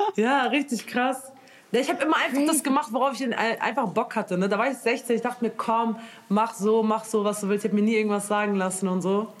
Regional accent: Germany; ich bin aus Deutschland

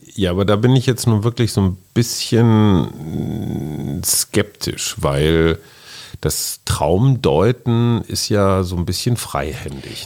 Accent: Münster, North Rhine-Westphalia, Germany; Meine Heimatstadt Münster

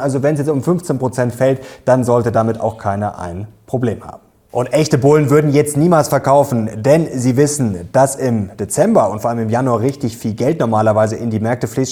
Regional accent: Germany; bei uns in Deutschland

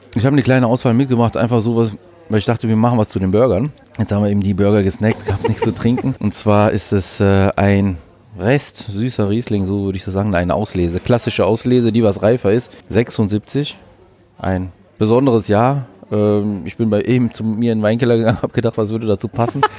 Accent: Düsseldorf, North Rhine-Westphalia, Germany; also born or lived in Greece; ich bin Düsseldorfer Grieche

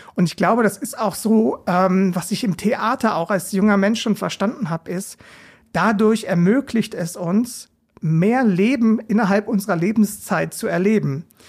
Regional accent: Regensburg, Bavaria, Germany; moved away as an adult; now in Mainz, Germany; ich lebe in Mainz, bin aber gebürtiger Regensburger

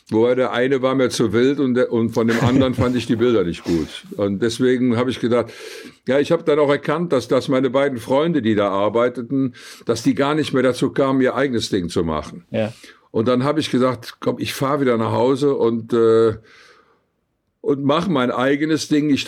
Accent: Cologne, North Rhine-Westphalia, Germany; bin ja im sechsten Jahr nach dem Krieg geboren und äh, da war Köln noch wirklich sehr, sehr zerbombt. Ich bin also in den Trümmern aufgewachsen. Wir haben in Trümmern gespielt.

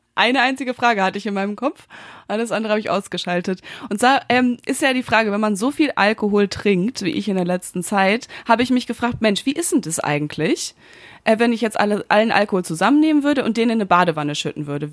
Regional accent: Münster, North Rhine-Westphalia, Germany; now in Berlin, Germany; Ich bin jetzt seit zwei Wochen in meiner Heimatstadt in Münster

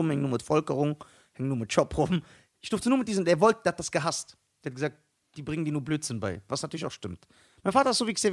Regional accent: Germany; Ich bin, Ara ich bin ein Deutscher mit arabischen Eltern.

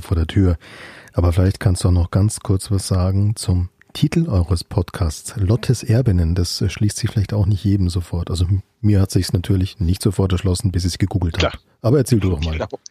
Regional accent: Munich, Bavaria, Germany; als gebürtiger Münchner

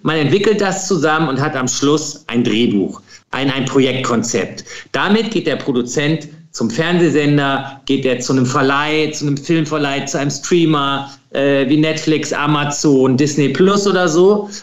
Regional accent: Krefeld, North Rhine-Westphalia, Germany; ich komme aus, aus Krefeld, das ist zwischen Niederrhein und äh, Ruhrgebiet

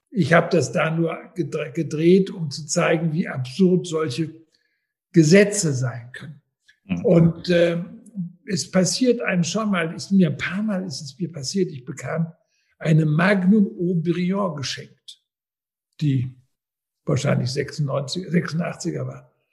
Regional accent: Austria; als Österreicher

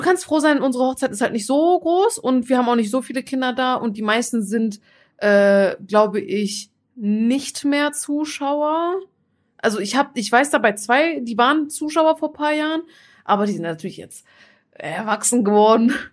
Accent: Turkey; now in Germany; in der Türkei, wo ich herkomme

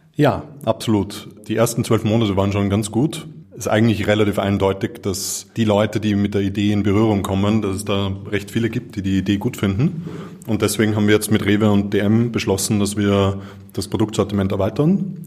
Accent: Vienna, Austria; ich bin in Wien geboren und aufgewachsen.

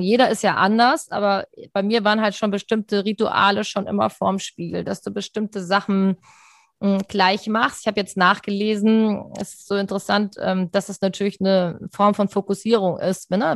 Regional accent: Rhine-Main area, Germany; moved away as an adult; now in Hamburg, Germany; Ich bin ja nicht in Hamburg aufgewachsen, sondern im Rhein-Main-Gebiet und bin 1999 nach Hamburg gekommen

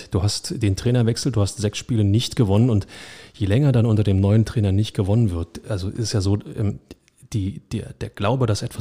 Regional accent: Berlin, Germany; da stehst du auch als Berliner davor

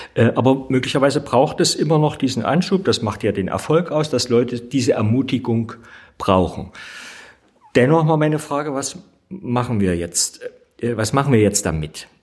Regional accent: East Germany, Germany; ich bin ja in der DDR geboren

